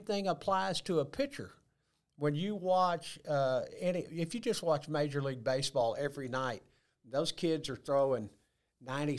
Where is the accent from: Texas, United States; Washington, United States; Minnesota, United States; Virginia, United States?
Texas, United States; Houston; I grew up in Houston, so I'm still an Astro fan